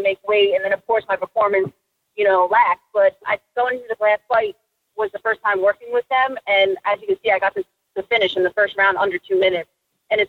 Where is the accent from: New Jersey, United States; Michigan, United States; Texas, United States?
New Jersey, United States; I'm from Jersey, born and raised, small town.